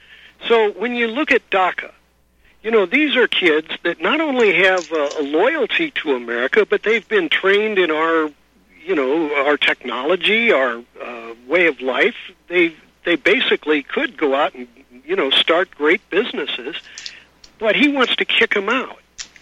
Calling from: California, United States; I'm calling you from California

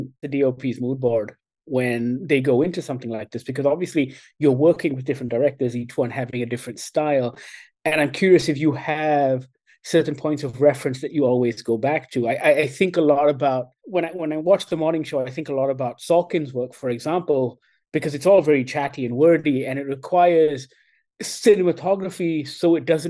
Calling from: Kuala Lumpur, Malaysia; I'm dialing in from Kuala Lumpur in Malaysia.

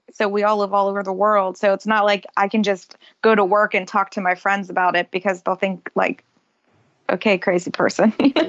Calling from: Cincinnati, Ohio, United States; I am in Cincinnati, Ohio, in USA.

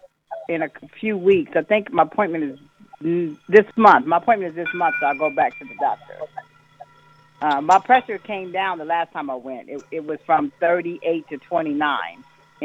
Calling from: Ohio, United States; I'm calling from Ohio.

